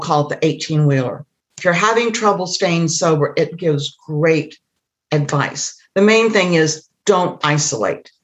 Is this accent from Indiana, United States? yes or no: yes; Indiana, United States; I grew up in Indiana in the Midwest